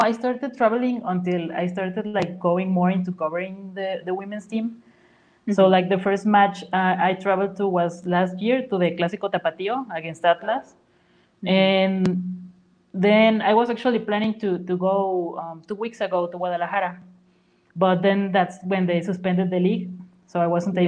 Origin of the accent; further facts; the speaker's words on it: Huasteca, Mexico; now in San Luis Potosí, Mexico; I'm actually from the Huasteca region, uh, which is like three hours away